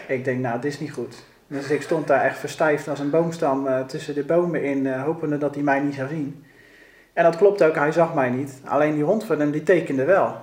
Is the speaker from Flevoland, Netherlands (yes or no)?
no; Rotterdam, South Holland, Netherlands; ik ben opgegroeid op de Kralingse Plas op een boot